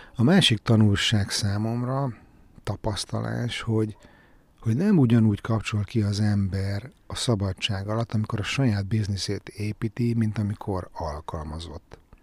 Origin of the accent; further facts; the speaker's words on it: Budapest, Hungary; én örök Pesti vagyok